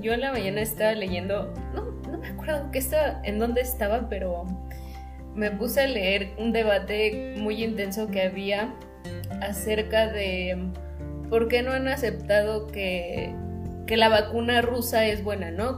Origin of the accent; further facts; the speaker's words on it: Mexico; nosotros como mexicanos tenemos un idioma muy distinto a otros españoles